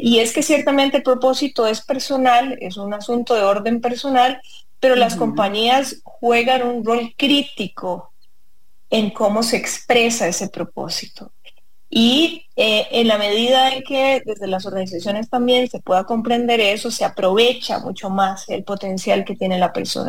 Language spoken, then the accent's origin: Spanish; San Ramón, Alajuela, Costa Rica; yo nací y crecí en San Ramón